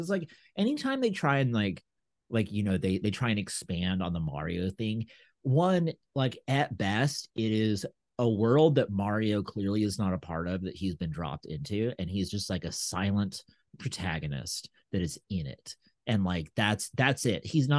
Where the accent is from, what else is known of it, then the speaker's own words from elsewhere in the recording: the South, United States; I'm from the South.